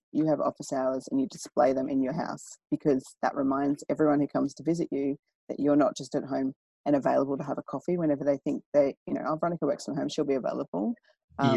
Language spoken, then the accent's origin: English; Maryborough, Australia; it was a country town. I grew up in Maryborough